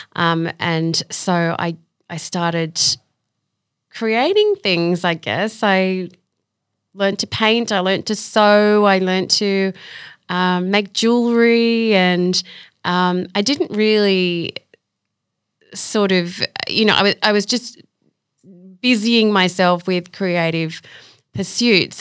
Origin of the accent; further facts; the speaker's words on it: Sydney, New South Wales, Australia; I grew up in Belrose